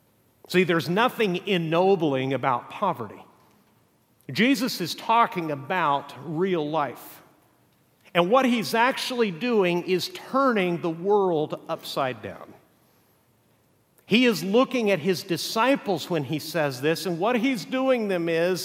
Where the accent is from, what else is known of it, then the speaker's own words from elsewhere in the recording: Mexico; English is a second language; I can tell you also from growing up in Mexico, the definition of a third world country is that there's oftentimes great wealth living right next to stark poverty.